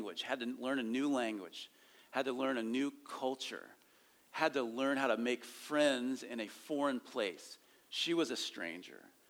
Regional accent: rural Ohio, United States; I grew up in rural Ohio

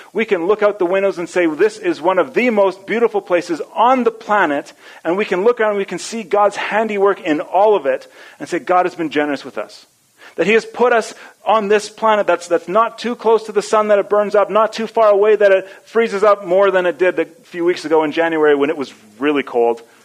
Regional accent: Edmonton, Alberta, Canada; I grew up in Edmonton

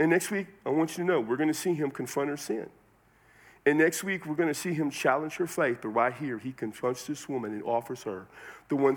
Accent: San Antonio, Texas, United States; now in Las Cruces, United States; I'm from San Antonio, Texas, but right now I live in Las Cruces, New Mexico

